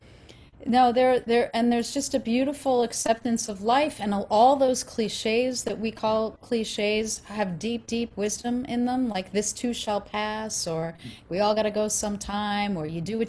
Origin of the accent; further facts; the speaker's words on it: Long Island, New York, United States; I am an Italian from Long Island.